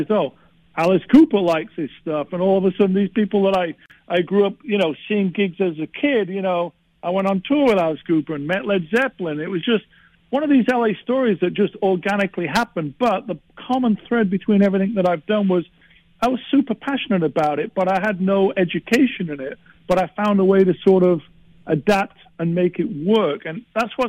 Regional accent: England, United Kingdom; moved away as an adult; being English in L.A. in the 80s

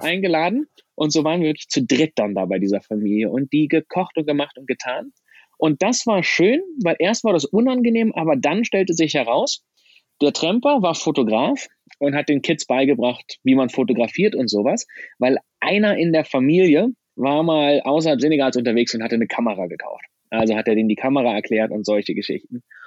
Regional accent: Germany; Als Deutscher komme ich aus Land Nummer 4 auf der Liste

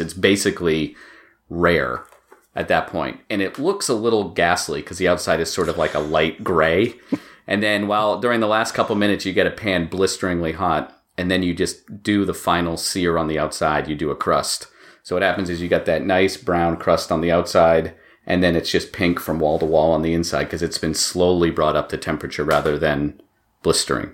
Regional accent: Maine, United States; moved away as an adult; also born or lived in Boston; now in Massachusetts, United States; I grew up in Maine, and I went to college in Boston, and I live in Massachusetts

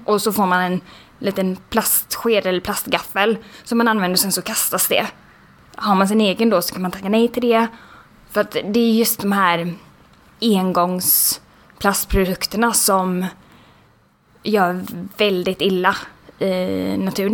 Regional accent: Sweden; vi som svenskar

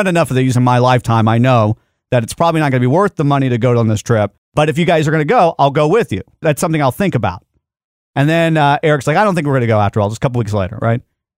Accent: Dallas, Texas, United States; I was born in Dallas.

